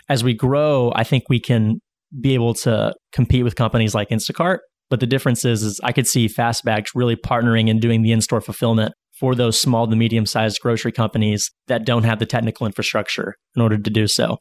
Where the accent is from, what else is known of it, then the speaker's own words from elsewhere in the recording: Northwest Arkansas, United States; growing up in Northwest Arkansas